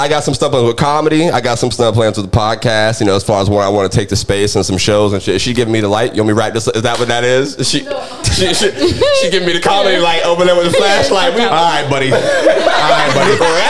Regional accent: Orlando, Florida, United States; born there; You know, I was born in Orlando. I can claim that if I want to now.

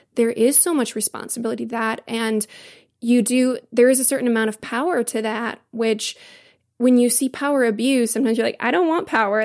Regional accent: United States; as an American.

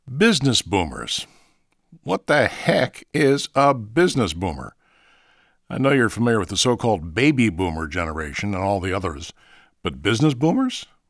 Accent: Marietta, Ohio, United States; when I was in elementary school in Marietta, Ohio, my hometown

